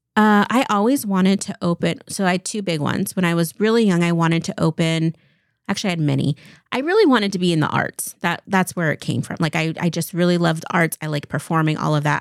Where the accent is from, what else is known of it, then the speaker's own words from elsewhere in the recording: Eastern Washington, United States; I grew up in Eastern Washington. I was born and raised in the same house